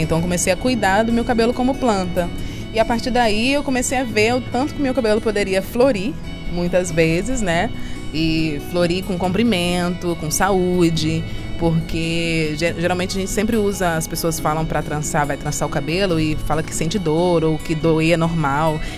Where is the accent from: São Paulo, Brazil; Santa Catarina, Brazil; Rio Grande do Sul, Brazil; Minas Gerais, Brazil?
Minas Gerais, Brazil; Belo Horizonte; now in Rio de Janeiro, Brazil; Eu venho do Brasil, eu sou mineira de Belo Horizonte e moro no Rio de Janeiro atualmente